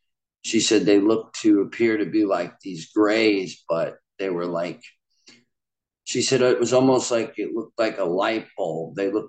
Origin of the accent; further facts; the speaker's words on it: Largo, Florida, United States; born there; also born or lived in Long Island, New York; But I was born in Largo, Florida in 1987. I ended up moving to Long Island, New York, to where my mother's family was currently living on the eastern end of Long Island.